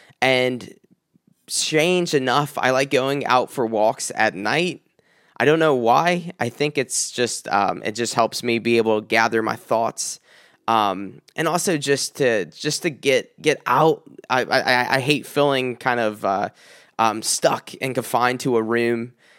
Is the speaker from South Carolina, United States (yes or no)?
yes; South Carolina, United States; When I moved up here from South Carolina, it was right after an engagement to a woman that I was engaged to for many years.